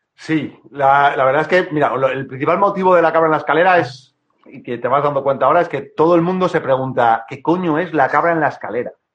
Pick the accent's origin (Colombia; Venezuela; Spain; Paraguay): Spain; Madrid, Community of Madrid; moved away as an adult; now in Cantabria, Spain; yo cuando era pequeño en Madrid